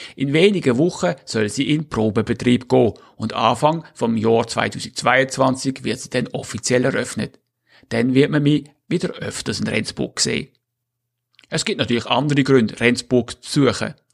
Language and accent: German; Switzerland; also born or lived in Northern Germany; now in Germany; Exilschweizer zwischen Ost und Nordsee